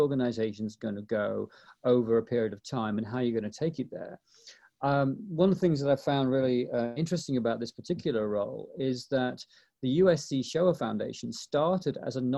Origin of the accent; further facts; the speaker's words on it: East Midlands, United Kingdom; now in Los Angeles, United States; I came to Southern California from Nottinghamshire, England, which, of course, is the place where Sherwood Forest is, to this huge metropolis of Los Angeles, Ben.